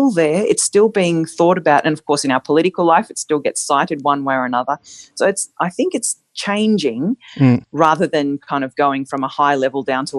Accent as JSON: {"language": "English", "country": "Australia", "said": "as a Christian and as an Australian"}